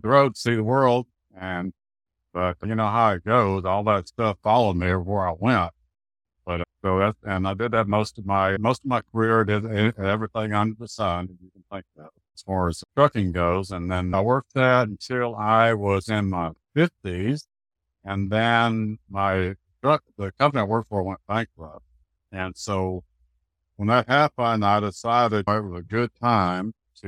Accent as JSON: {"language": "English", "town": "Dallas", "region": "Texas", "country": "United States", "tie": "born or raised there", "also_born_or_lived": "Tyler, Texas", "said": "I grew up in Oak Cliff, which is on the south side of Dallas"}